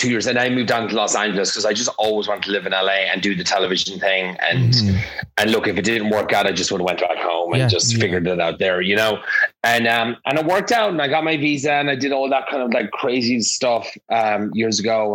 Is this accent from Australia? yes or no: no; Nenagh, Munster, Ireland; also born or lived in Limerick; now in United States; I was born there and then I obviously moved to Nina in Tipperary. So I grew up in Nina all my life